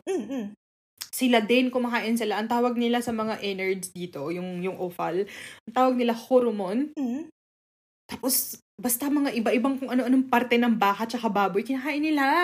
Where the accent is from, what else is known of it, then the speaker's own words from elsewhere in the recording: Kobe, Hyogo, Japan; Kahit sa taga-Kobe ako, minsan ko lang yan tinry yata.